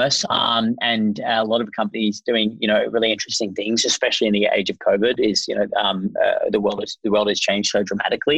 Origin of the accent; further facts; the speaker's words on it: Australia; I am Australian, as you can hear